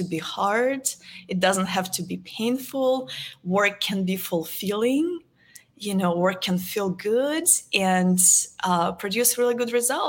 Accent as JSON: {"language": "English", "region": "Moscow", "country": "Russia", "tie": "born or raised there", "moved": "as an adult", "lives_now": "Dallas, United States", "said": "I am originally from Moscow, Russia. I was born and raised there. I've been living in the United States for the last 12 years."}